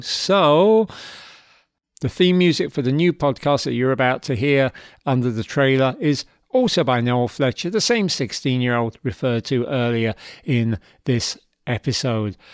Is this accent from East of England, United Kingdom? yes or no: no; London, United Kingdom; moved away; My old band, growing up in London.